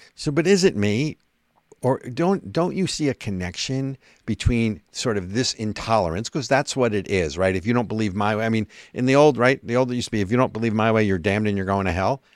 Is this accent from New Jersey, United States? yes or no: yes; New Jersey, United States; I'm from Jersey